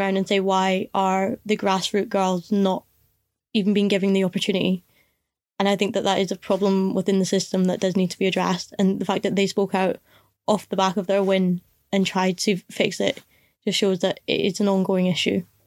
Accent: Scotland, United Kingdom; as a Scottish person

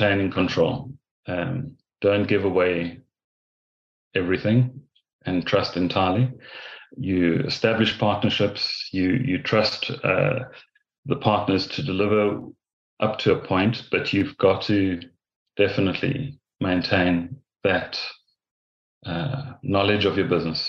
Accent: South Africa; moved away as an adult; also born or lived in Ireland; now in Castlebar, Ireland; being a South African

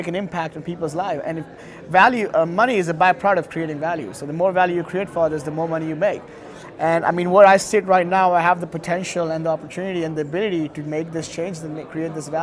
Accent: India; I come from India

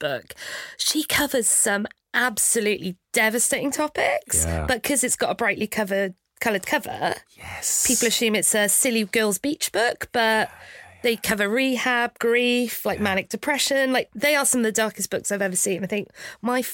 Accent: Cardiff, Wales, United Kingdom; moved away as an adult; now in London, United Kingdom; I'm from Cardiff

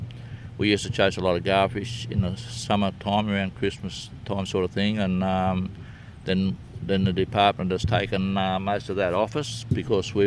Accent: Batemans Bay, New South Wales, Australia; I was born in Bateman's Bay, 12 km from where I live right now, so I'd have to be a local, and I've done nothing but fish all my life

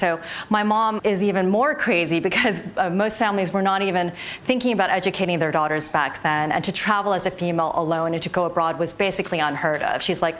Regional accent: New Jersey, United States; I was born in the great state of New Jersey, hence my amazing accent

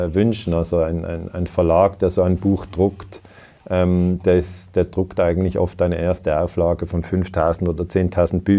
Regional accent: Switzerland; ich bin 49 Jahre alt, ich habe zwei Kinder, ich bin Schweizer

